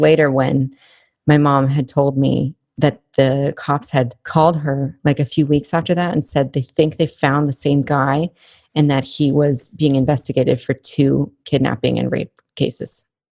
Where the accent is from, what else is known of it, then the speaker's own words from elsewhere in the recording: Albuquerque, New Mexico, United States; when I was growing up in Albuquerque, it's not the safest place